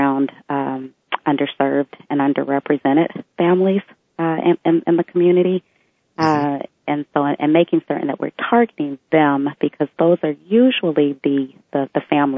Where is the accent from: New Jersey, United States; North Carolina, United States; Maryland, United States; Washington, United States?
Washington, United States; Bellevue; When I grew up in Bellevue, it was predominantly a white environment